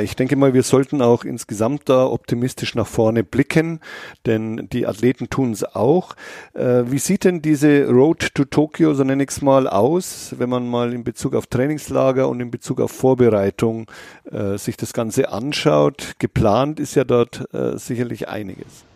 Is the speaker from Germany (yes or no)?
yes; Bavaria, Germany; Ich komme ja selber aus Bayern